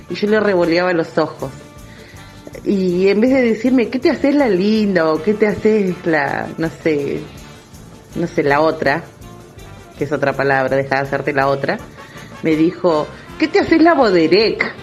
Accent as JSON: {"language": "Spanish", "region": "San Juan", "country": "Argentina", "said": "podría definirlo yo porque soy sanjuanina"}